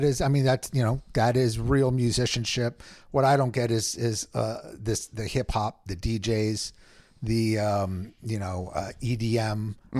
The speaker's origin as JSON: {"language": "English", "region": "Southern California", "country": "United States", "tie": "born or raised there", "moved": "as an adult", "lives_now": "Northern California, United States", "said": "I was born and raised in Southern California. I'm now living up Northern California, but down for the holidays"}